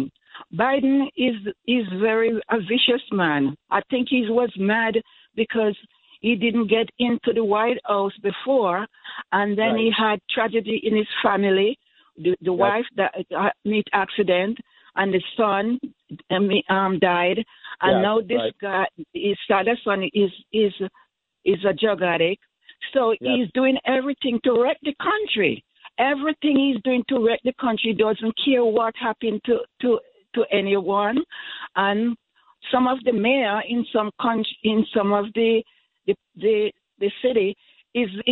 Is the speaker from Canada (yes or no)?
no; Jamaica; moved away as an adult; now in United States; I'm from Jamaica